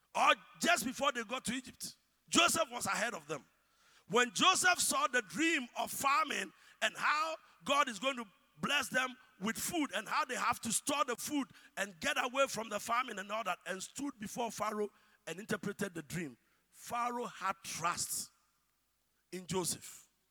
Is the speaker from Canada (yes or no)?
no; Ghana; As Ghanaian as we are